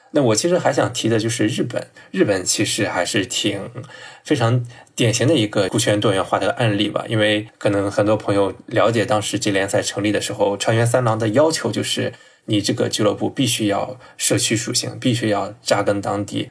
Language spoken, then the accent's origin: Chinese; Shandong, China; 因为我是山东人，从来不掩饰我是山东泰山队的球迷嘛